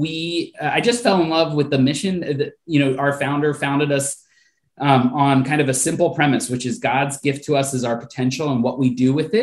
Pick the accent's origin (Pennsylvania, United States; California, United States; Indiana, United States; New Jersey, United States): Pennsylvania, United States; Philadelphia; born and raised in the Philadelphia area. So talking to you just right outside of the city, about 30 minutes west.